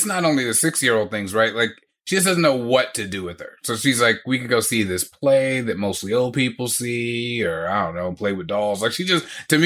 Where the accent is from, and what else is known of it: United States